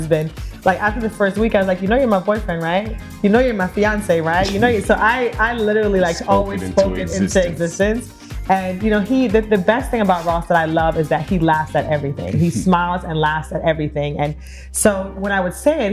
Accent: Kingston, Jamaica; moved away; I was born in Kingston, Jamaica

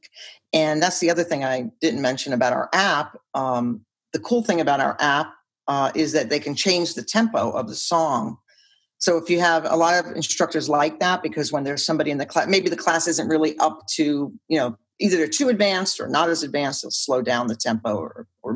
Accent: New York, United States; I'm from New York

